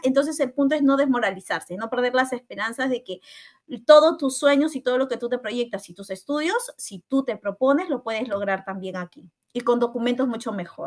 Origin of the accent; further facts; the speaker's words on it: Callao, Peru; moved away as an adult; now in Italy; soy del hermoso Perú, específicamente de la ciudad de Lima y eh, del distrito del Chimpún Callao, del hermoso Callao